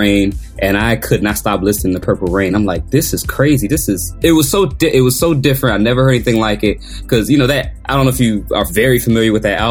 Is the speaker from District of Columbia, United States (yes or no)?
yes; Washington, District of Columbia, United States; I grew up in Washington, D.C.